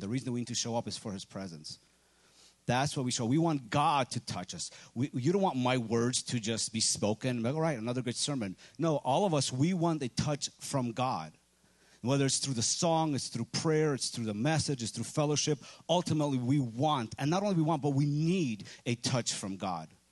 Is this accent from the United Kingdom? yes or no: no; Ukraine; moved away; I'm from Ukraine